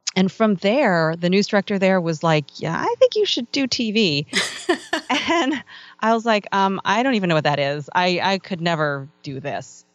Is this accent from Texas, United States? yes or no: no; Northern Virginia, United States; I grew up in Northern Virginia